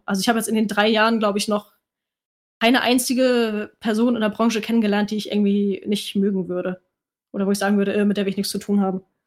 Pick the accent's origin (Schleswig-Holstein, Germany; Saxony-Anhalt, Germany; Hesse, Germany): Schleswig-Holstein, Germany; Kiel; now in Hamburg, Germany; ich komme ursprünglich aus Kiel, lebe jetzt aber in Hamburg